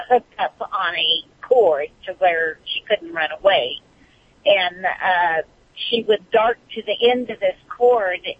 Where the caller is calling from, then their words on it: Bakersfield, California, United States; Uh, Bakersfield, California.